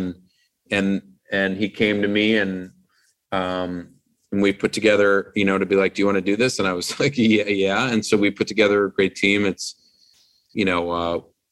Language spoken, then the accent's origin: English; East Coast, United States; now in Los Angeles, United States; I'm from the East Coast and I miss my family